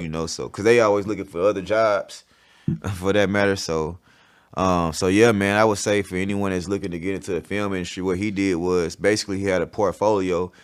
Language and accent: English; College Park, Georgia, United States; also born or lived in Montgomery, Alabama; I was born out there